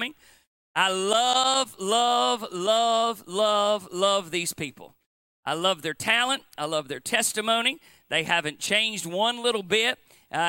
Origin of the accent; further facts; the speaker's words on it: Appalachia, United States